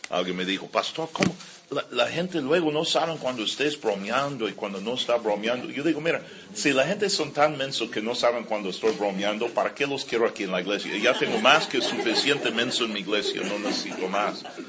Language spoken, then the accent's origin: Spanish; California, United States; moved away; yo crecí aquí en California, yo amo a California, yo, ah, mucho, eh, eh, eh, ahí especialmente por Carlsbad y Vista, Escondido